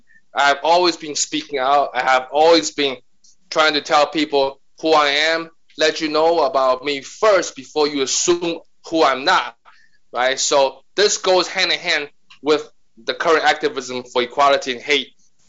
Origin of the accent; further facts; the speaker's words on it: China; English is a second language; moved away as an adult; now in New York City, United States; So I'm Chinese, and I've been in New York City for 30 years, born and raised in China.